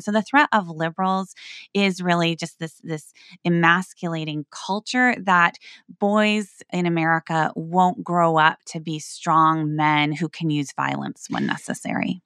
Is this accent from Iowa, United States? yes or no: yes; Northwest Iowa, United States; moved away; my community, my hometown, right, my people